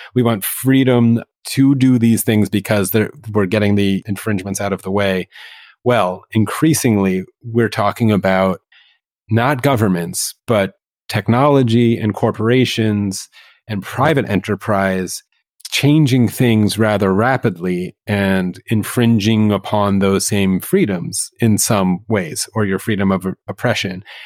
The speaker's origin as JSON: {"language": "English", "country": "United States", "said": "never feeling more American"}